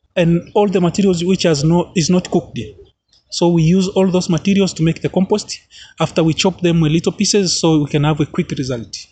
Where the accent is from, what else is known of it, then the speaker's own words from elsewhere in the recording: Arusha, Tanzania; I'm from Arusha, Tanzania